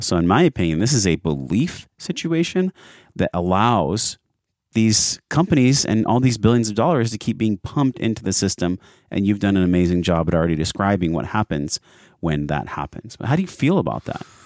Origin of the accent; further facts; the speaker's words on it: San Diego, California, United States; I grew up in San Diego